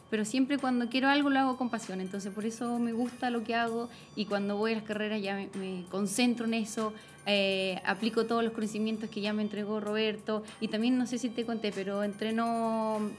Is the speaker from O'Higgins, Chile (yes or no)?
yes; Coya, O'Higgins, Chile; moved away as an adult; also born or lived in Rancagua; now in Santiago, Chile; Yo nací en Coya, en los cerros, por eso me encanta todavía. mi colegio estaba en el cerro